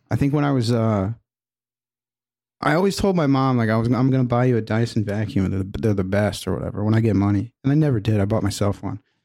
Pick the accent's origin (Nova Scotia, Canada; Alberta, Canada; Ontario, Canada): Alberta, Canada; Edmonton; Edmonton, my hometown.